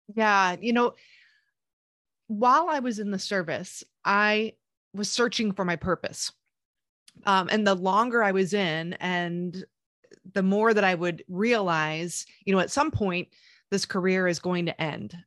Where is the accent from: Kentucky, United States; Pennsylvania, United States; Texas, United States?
Pennsylvania, United States; moved away as an adult; also born or lived in Queens, New York; I was born in New York and the Queens area, but I moved to Pennsylvania, Amish country, but in the city ba, uh, when I was, like, ten years old